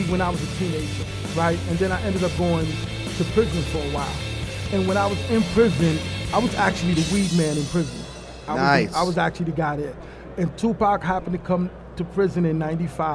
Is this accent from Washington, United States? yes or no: no; New York, United States; we're from New York